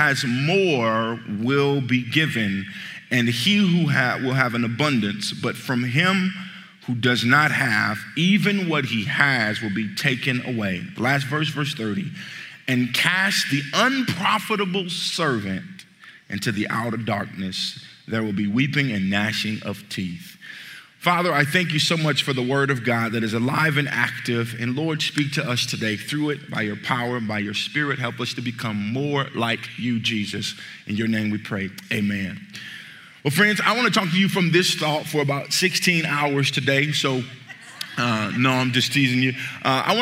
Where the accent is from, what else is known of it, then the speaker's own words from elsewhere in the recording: Midwest, United States; I'm from the Midwest, and I grew up in the place called the Hood